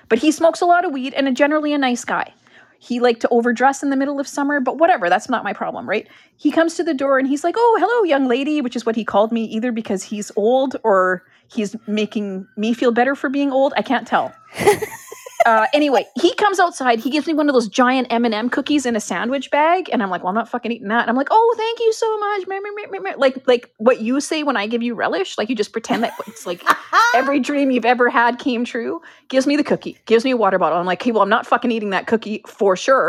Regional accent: Canada; we're Canadian

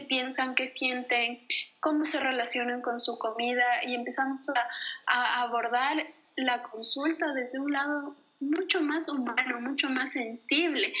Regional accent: Ecuador; en Ecuador tenemos la cultura

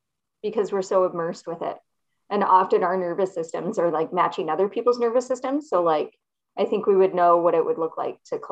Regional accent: British Columbia, Canada; From British Columbia, Canada.

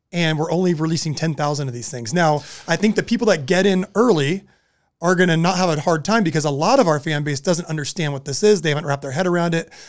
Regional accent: Southern California, United States; we're growing up in Southern California

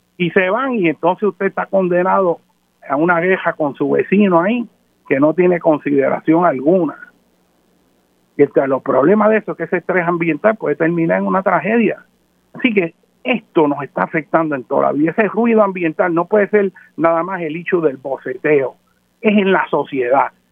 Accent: Puerto Rico; nuestro carácter como nación puertorriqueña

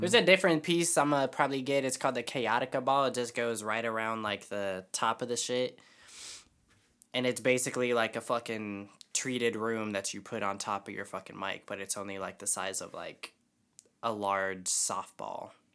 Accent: Kingman, Arizona, United States; That was my hometown

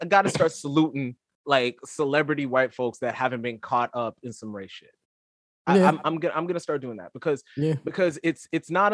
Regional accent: Florida, United States; I am from Florida

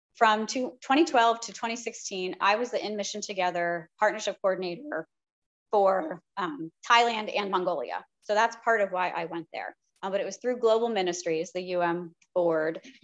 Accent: United States; part of our work as American Christians

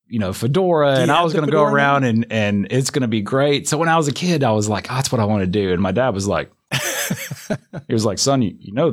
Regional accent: Homewood, Alabama, United States; Yeah, so if you've never been to Homewood, Alabama, it's like the quintessential southern town. And everybody who's from Homewood, Alabama loves Homewood, Alabama.

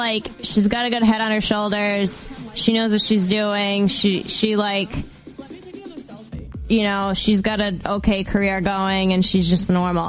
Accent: Worcester, Massachusetts, United States; I grew up in Worcester. I have a bit of a criminal accent.

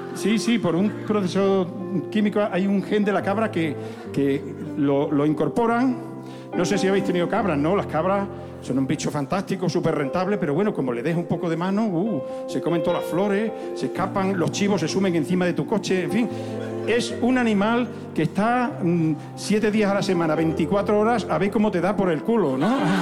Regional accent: Zafra, Extremadura, Spain; born or raised there

